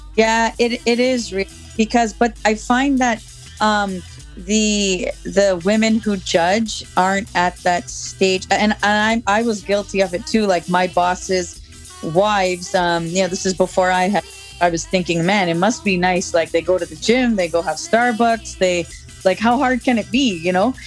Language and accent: English; Oakville, Ontario, Canada; also born or lived in Toronto; I grew up in Oakville